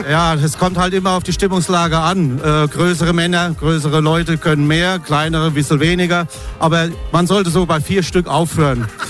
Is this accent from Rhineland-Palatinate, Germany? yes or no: yes; Rhineland-Palatinate, Germany; Bei uns in der Pfalz